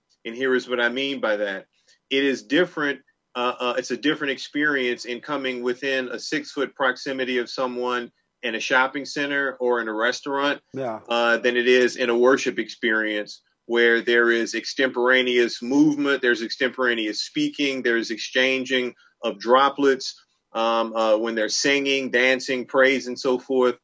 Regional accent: New Orleans, Louisiana, United States; now in Durham, United States; I grew up in New Orleans.

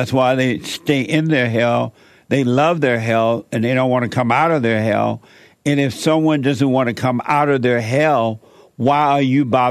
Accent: Alabama, United States; now in Los Angeles, United States; I grew up down in Alabama there, and I used to go up to Atlanta sometime for the summer, and it was so beautiful. I at one time thought that I was going to live in Atlanta, but I came to L.A. and I fell in love with L.A.

